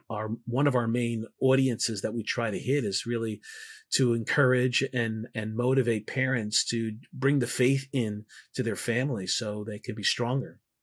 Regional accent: New York City, New York, United States; I'm from New York

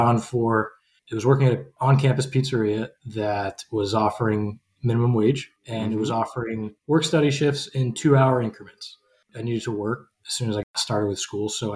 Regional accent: New Jersey, United States; I actually had worked in pizzerias before growing up in New Jersey

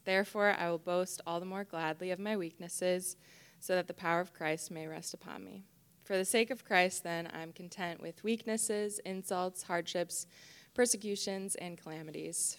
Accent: Algonquin, Illinois, United States; moved away as an adult; also born or lived in Taylor University, Indiana / Chicago; I grew up in the Chicago area, um, Algonquin, Illinois

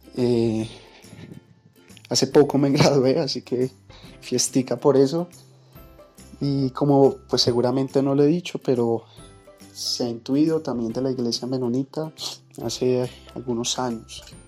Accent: Colombia; also born or lived in Bogotá; soy de Colombia, colombiano por, porque tocó

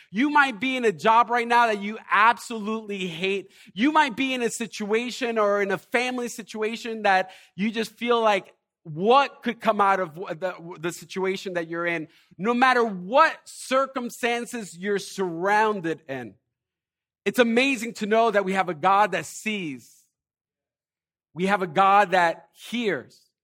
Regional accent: Elizabeth, New Jersey, United States; I'm from Elizabeth

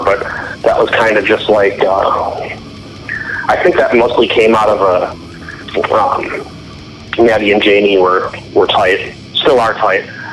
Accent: Milwaukee, Wisconsin, United States; moved away as an adult; also born or lived in Knoxville, Tennessee; I was, you know, born and raised in Milwaukee, lived in the same suburb of Milwaukee my whole life, and then I just like moved to Knoxville.

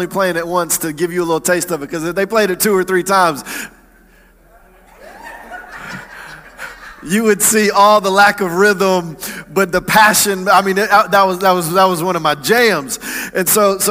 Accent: Atlanta, Georgia, United States; I grew up in Atlanta, in the suburbs of Atlanta, not in the church

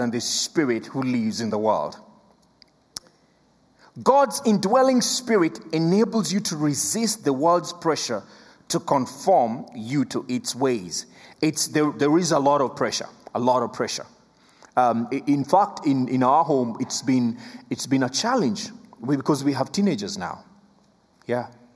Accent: Kenya; first language Luo; English is a second language; English is my third language. I speak three languages. I speak Luo, I speak Swahili, and then I speak English

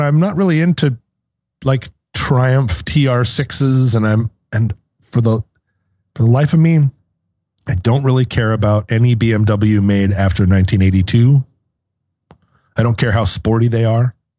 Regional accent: United States; I'm an American

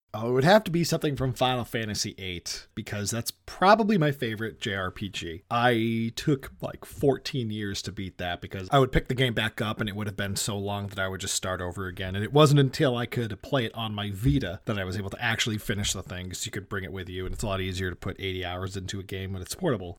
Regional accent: Massachusetts, United States; I am a filmmaker from Massachusetts.

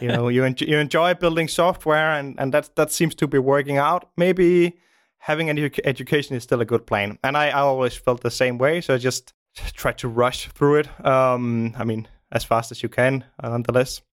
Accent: Denmark; also born or lived in Copenhagen; I live in Denmark, in the, in the suburbs of Denmark. I grew up in the suburbs, um, many years ago

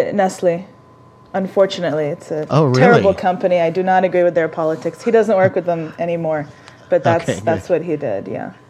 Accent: Saudi Arabia; also born or lived in Jordan / Oman / Dubai; I was born in Saudi Arabia. Kind of grew up in the Middle East. Grew up in the Gulf, in the Gulf region. So between Saudi and Jordan and Oman and Dubai.

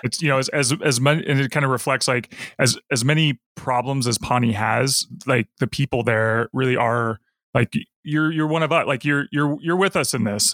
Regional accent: Seattle, Washington, United States; we're from Seattle

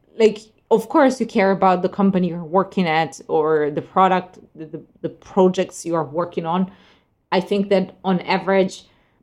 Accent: Italy; moved away; I haven't been in Italy for almost 2 years now. I mean, I was there last summer, so, but still, it's 1 year actually. Yeah, my hometown is on the seaside

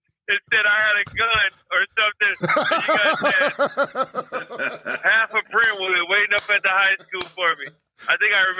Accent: Compton, California, United States; also born or lived in Brentwood; I grew up in Compton until I was 12 and then moved to Brentwood.

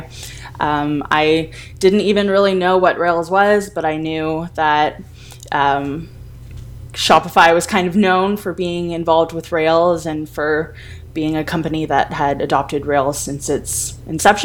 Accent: Ottawa, Ontario, Canada; I am originally from Ottawa here in Canada

